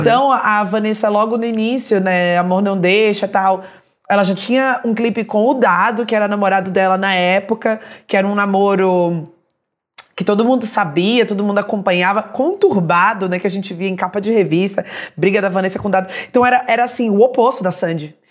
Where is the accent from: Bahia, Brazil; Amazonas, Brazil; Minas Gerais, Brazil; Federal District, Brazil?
Bahia, Brazil; Salvador; eu sou de Salvador também